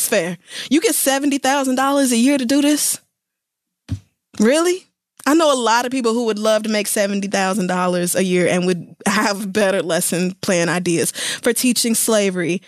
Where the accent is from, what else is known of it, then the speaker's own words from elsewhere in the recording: Oklahoma, United States; growing up in Oklahoma and going to majority white schools until high school